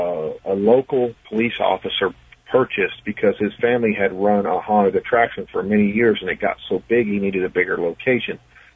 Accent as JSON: {"language": "English", "region": "West Virginia", "country": "United States", "tie": "born or raised there", "said": "I'll probably talk mostly about different paranormal happenings in my home state of West Virginia."}